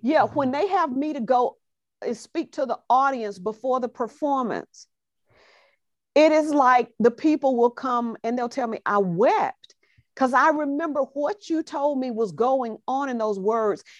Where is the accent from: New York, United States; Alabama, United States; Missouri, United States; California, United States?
Alabama, United States; Growing up in Alabama is where I got these roots